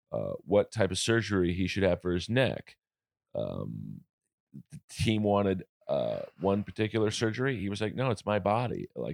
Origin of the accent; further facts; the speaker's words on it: Los Angeles, California, United States; I grew up in Hollywood, Bel Air, Hollywood.